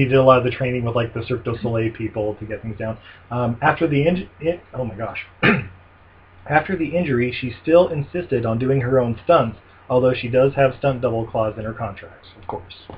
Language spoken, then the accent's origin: English; Ogden, Utah, United States; moved away; my hometown of Ogden, Utah.